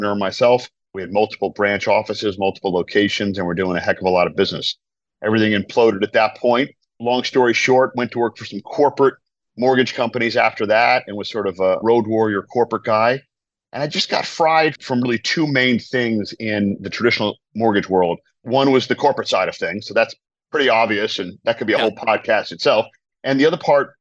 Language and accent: English; Providence, Rhode Island, United States; I'm originally from New England, from Providence, Rhode Island.